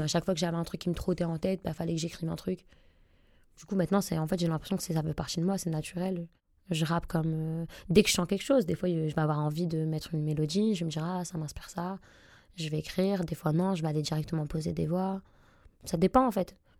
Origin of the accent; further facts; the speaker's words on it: Roubaix, Hauts-de-France, France; j'aurai toujours un pied dans Roubaix. C'est là où j'ai grandi, c'est là où mes parents vivent